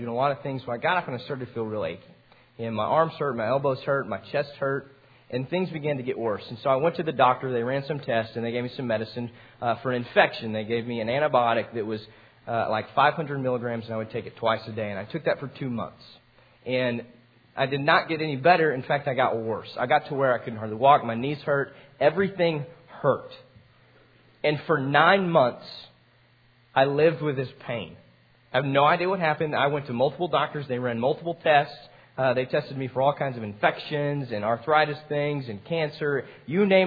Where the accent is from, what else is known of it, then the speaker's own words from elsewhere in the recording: Amarillo, Texas, United States; I grew up in Amarillo